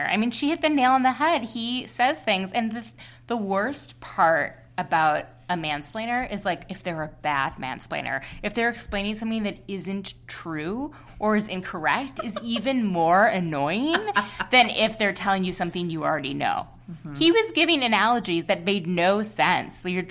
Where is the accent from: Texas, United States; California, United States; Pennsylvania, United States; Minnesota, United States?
Minnesota, United States; we're both from Minnesota